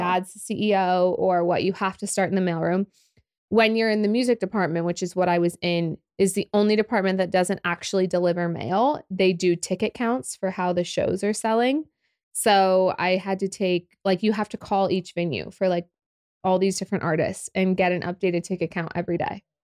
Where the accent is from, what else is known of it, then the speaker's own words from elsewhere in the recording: Oklahoma City, Oklahoma, United States; also born or lived in Los Angeles / Dallas; I love Oklahoma City, born and raised